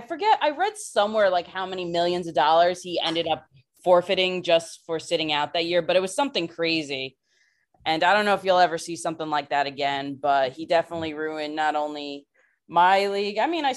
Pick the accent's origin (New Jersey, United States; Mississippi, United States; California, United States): New Jersey, United States; I grew up in New Jersey.